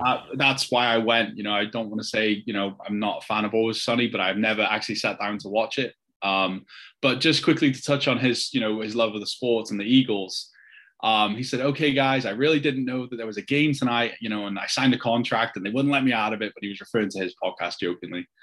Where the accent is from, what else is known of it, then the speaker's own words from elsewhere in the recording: Wrexham, Wales, United Kingdom; now in United States; I'm, I'm from Wrexham